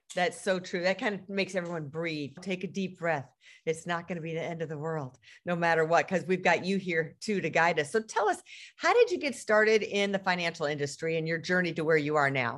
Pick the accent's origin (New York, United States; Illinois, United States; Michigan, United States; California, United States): Michigan, United States; Detroit; that's my hometown.